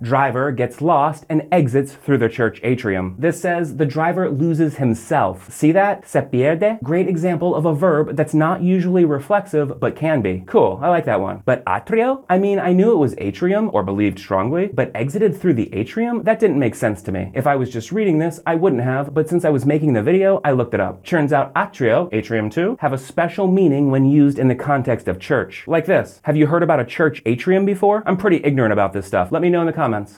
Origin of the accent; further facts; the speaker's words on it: Orlando, Florida, United States; from my hometown here in Orlando